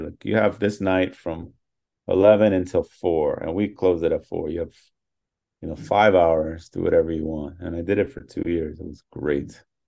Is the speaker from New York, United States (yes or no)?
yes; New York, United States; Born and raised in New York. Yeah. My whole childhood